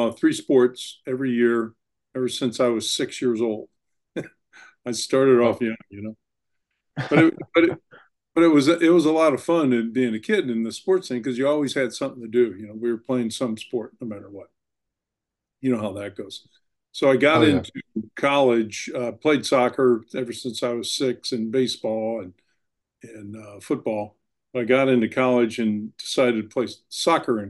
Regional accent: St. Louis, Missouri, United States; I grew up in St. Louis, Missouri

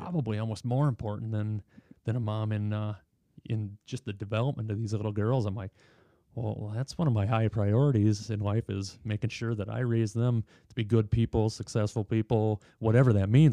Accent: Watertown, Wisconsin, United States; I grew up in Watertown

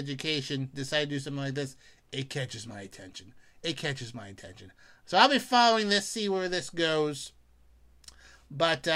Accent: Pennsylvania, United States; the great Commonwealth of Pennsylvania, my home state

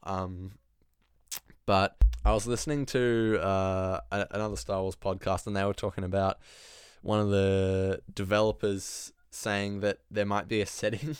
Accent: Australia; I am Australian

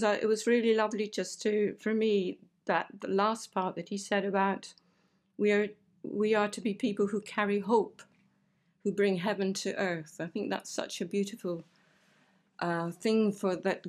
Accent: Aberdeen, Scotland, United Kingdom; now in Romford, United Kingdom; I come from Scotland. I come from Aberdeen. And where I lived was so beautiful

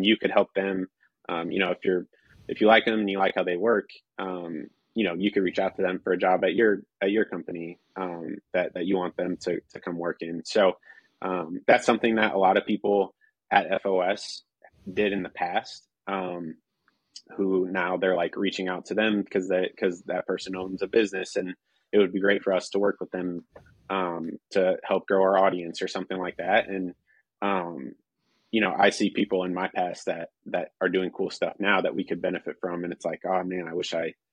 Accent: Northeast Indiana, United States; I'm from Northeast Indiana

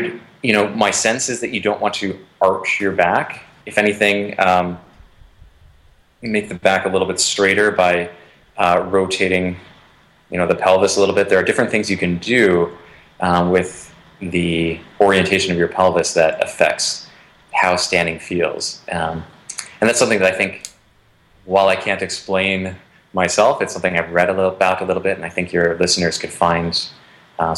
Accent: northern Wisconsin, United States; moved away; contributing to the economy in my hometown

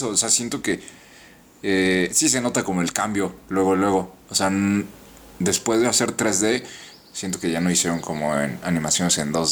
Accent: Tlaxcala, Mexico; also born or lived in Yucatán; También soy de Tlaxcala.

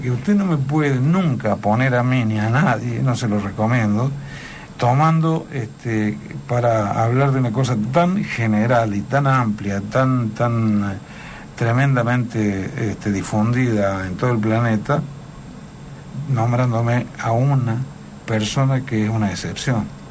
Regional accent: Córdoba, Argentina; soy muy cordobés y además me ha ido muy bien acá

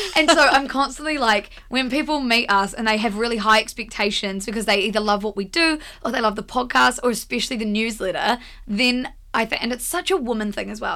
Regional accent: Blenheim, Marlborough, New Zealand; moved away as an adult; also born or lived in Wellington; We're all from Blenheim

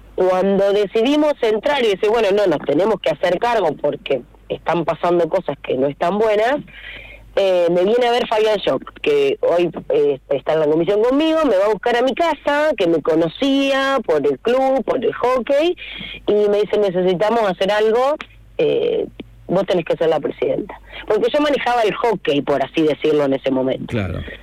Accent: Rivadavia, Argentina; yo soy de Rivadavia de, siempre, de toda la vida, viví y vivo eh, a tres cuadras de la cancha.

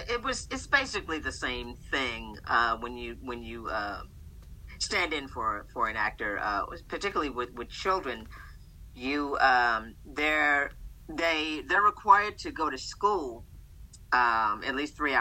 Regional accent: Boston, Massachusetts, United States; Born and raised in Boston, Massachusetts

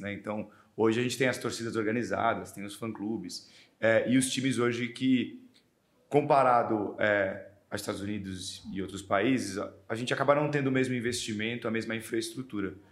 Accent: Brazil; como bons brasileiros

